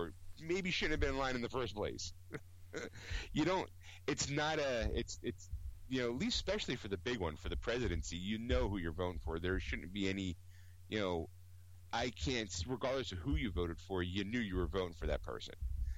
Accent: Philadelphia, Pennsylvania, United States; we're from Philly, we're from Philly

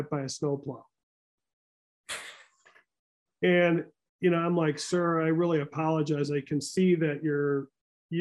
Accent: Midwest, United States; I am a Midwesterner, born, right?

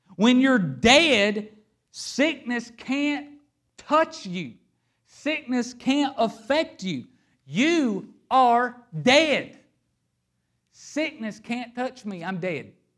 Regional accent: Hazard, Kentucky, United States; I am a boy from Hazard, Kentucky.

